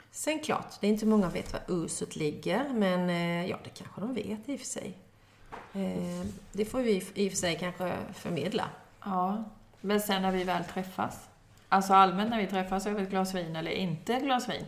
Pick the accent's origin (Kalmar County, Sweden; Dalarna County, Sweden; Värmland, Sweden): Kalmar County, Sweden; Jo, jag är nyfiken. Jag är ölänning, det är inte det jag menar.